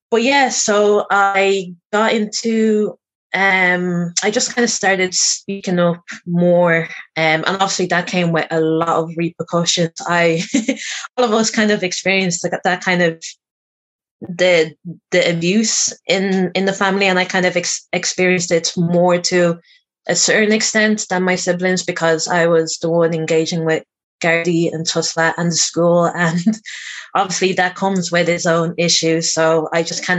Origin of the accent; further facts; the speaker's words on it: Dublin, Leinster, Ireland; I am born and raised in Dublin with a family of four siblings altogether